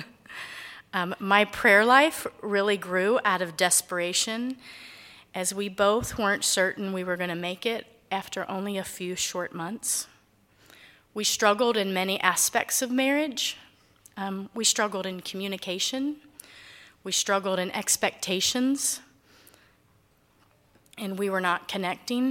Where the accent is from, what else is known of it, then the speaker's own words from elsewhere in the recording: Cincinnati, Ohio, United States; I grew up in Cincinnati, Ohio. My childhood was filled with wonderful memories of family